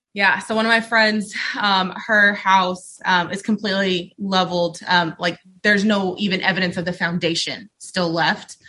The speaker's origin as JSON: {"language": "English", "town": "Mayfield", "region": "Kentucky", "country": "United States", "lives_now": "Frankfort, United States", "said": "I'm from Mayfield, Kentucky"}